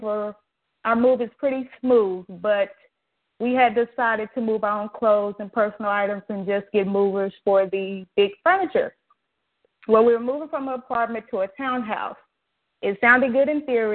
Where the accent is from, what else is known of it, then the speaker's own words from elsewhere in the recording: Dallas, Texas, United States; I'm from Dallas, not a big thing. We recently moved back this way about a year ago.